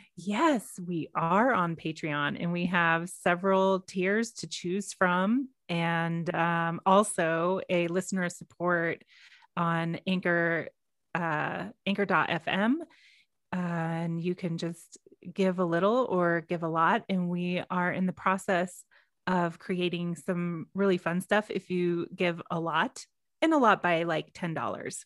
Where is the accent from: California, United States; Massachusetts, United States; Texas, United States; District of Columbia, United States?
Texas, United States; I am from Texas